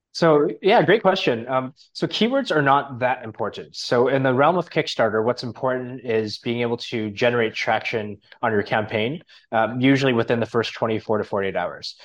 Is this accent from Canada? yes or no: yes; Canada; now in Thailand; I'm from Canada originally